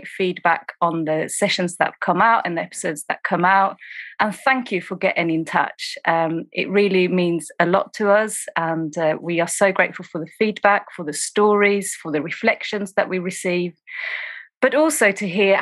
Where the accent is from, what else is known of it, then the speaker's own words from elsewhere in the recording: Sweden; also born or lived in East London, United Kingdom; now in London, United Kingdom; I am originally from Sweden, but I train and served as an officer in the UK, and I'm currently in East London